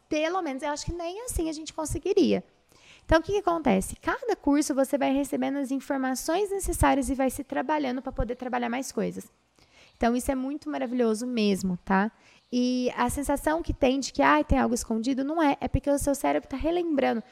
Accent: Brazil; Nós somos brasileiros

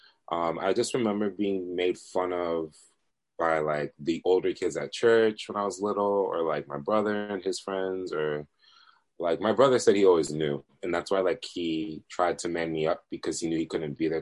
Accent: Honduras; we're Latinos, so by the way, I'm from Honduras, we're all Central American here

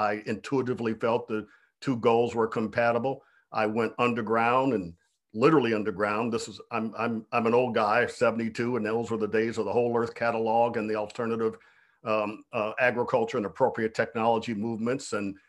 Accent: Cleveland, Ohio, United States; I had become an environmentalist primarily as a result of growing up in Cleveland, Ohio, on the banks of Lake Erie and the Cuyahoga River.

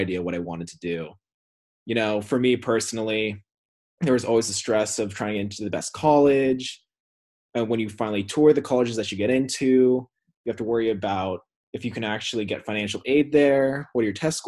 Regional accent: California, United States; moved away as an adult; now in Arizona, United States; my home state of California.

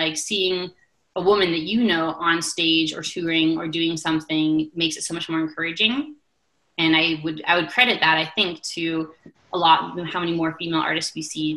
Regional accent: Invermere, British Columbia, Canada; now in Calgary, Canada; my community hall in Invermere, BC, where I grew up in the East Kootenays of British Columbia

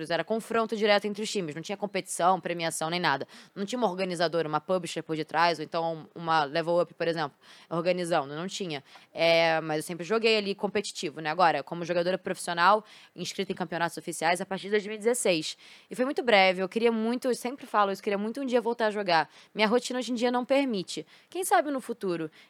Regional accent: Rio de Janeiro, Brazil; Sou carioca. Carioca. Sou de carioca. onde? Do Rio? Eu sou de Botafogo. Botafogo. Sim. Sou de Botafogo.

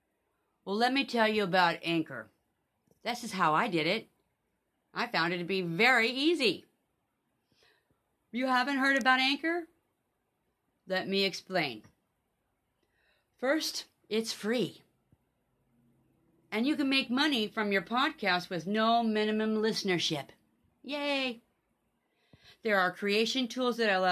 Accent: Kennewick, Washington, United States; also born or lived in Seattle, Washington; I was born in Kennewick.

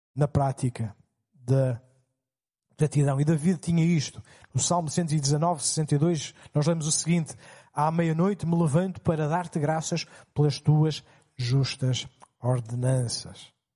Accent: Portugal; Como portugueses

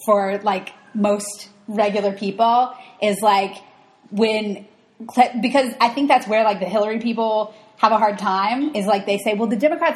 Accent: Alabama, United States; I'm from Alabama

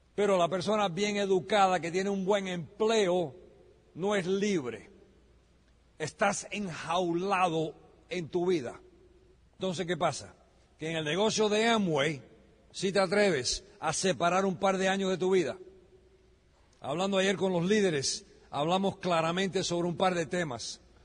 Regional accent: United States; Yo soy americano de nacimiento

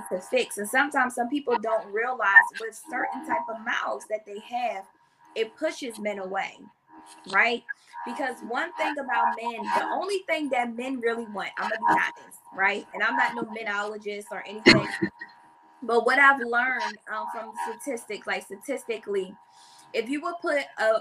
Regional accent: Philadelphia, Pennsylvania, United States; I'm from Philadelphia

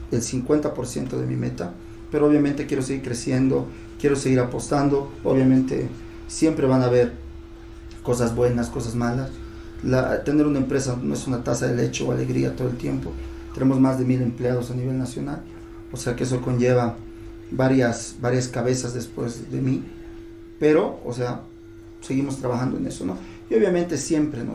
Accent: La Paz, Bolivia; somos paseños, somos de Bolivia

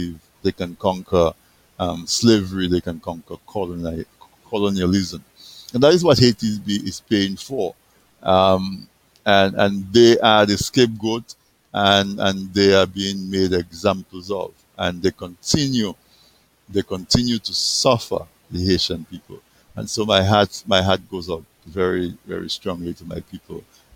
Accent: Dominica; I was born in Dominica

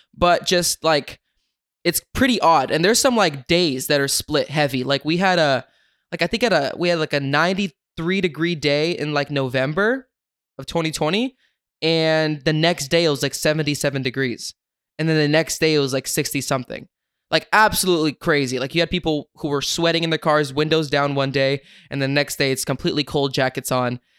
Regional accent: West Sacramento, California, United States; my hometown, Sacramento. Grew up in West Sacramento

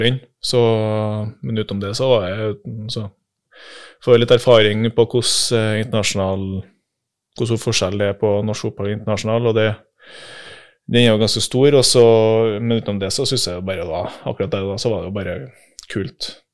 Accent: Melhus, Trøndelag, Norway; accent: trønder; also born or lived in Oslo; er født i Oslo, bodde der i tre år. Men eh, resten av familien min, eller eh, si, besteforeldre og foreldre, er jo fra Trondheim. Så ja. var der mens pappa studerte ferdig, tror jeg. Og så hjem til Melhus.

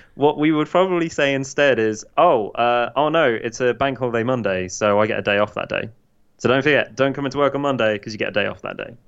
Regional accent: United Kingdom; now in United States; I'm British

